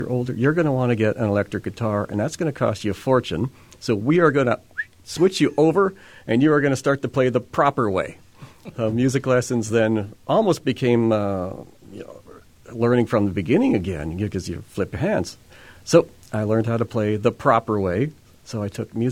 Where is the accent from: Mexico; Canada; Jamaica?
Canada; Winnipeg, Manitoba; now in Manitou, Canada; I'm from Winnipeg. I lived there for the first 48 years of my life.